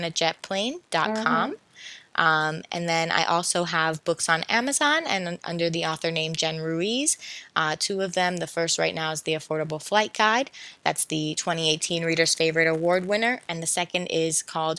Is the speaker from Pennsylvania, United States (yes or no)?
yes; Philadelphia, Pennsylvania, United States; I was growing up in Philadelphia